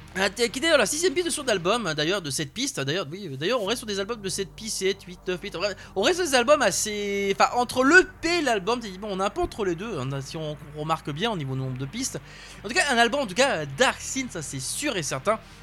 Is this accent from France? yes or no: yes; France; chez nous en France